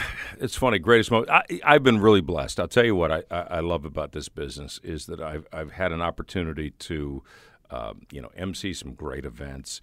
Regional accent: Highland Park, Illinois, United States; moved away as an adult; also born or lived in Evanston, Illinois / New Mexico; now in Saint Louis, United States; I grew up in the Chicagoland area

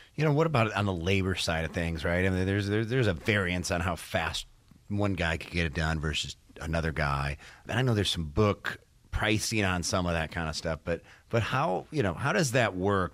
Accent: Detroit, Michigan, United States; moved away; I'm from Detroit originally

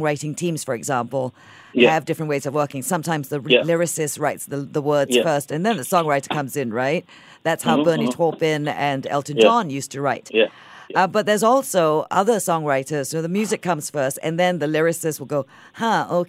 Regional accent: Singapore; as a Singaporean

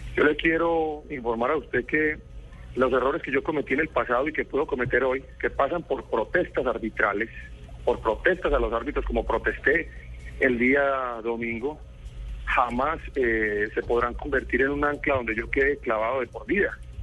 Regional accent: Colombia; perdí una cantidad de derechos que me asisten como colombiano

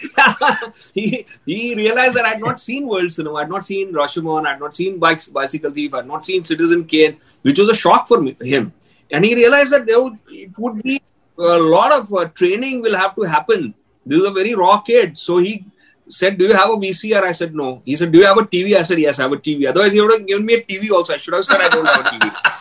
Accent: Ahmedabad, Gujarat, India; moved away as an adult; I was from a small town. I was from Ahmedabad.

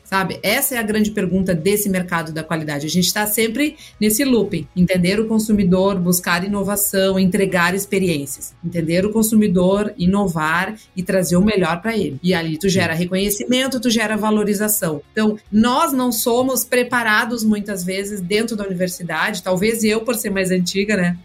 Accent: Santana do Livramento, Rio Grande do Sul, Brazil; eu sou natural de Santo Livramento, família de né, todos de uh, rural, produtores rurais, eu sou a quinta geração da família

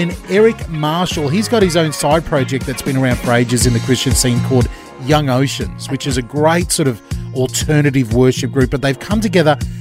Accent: Australia; we're Australian

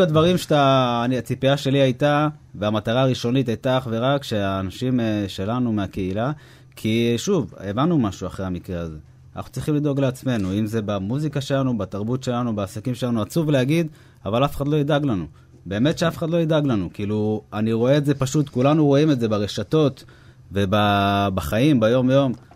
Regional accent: Hod HaSharon, Central District, Israel; אנחנו גרים באותה, גרנו באותה שכונה, גדלנו ביחד

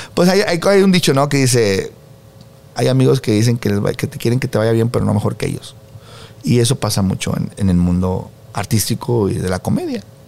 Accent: Monterrey, Nuevo León, Mexico; moved away as an adult; now in Mexico City, Mexico; yo soy de Monterrey, señores. Y ando en México

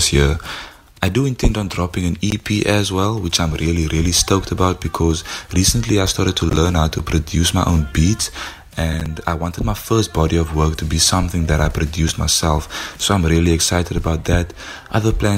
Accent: Paarl, Western Cape, South Africa; now in Wellington, South Africa; I was born and raised in Paarl, but I'm currently living in Wellington.

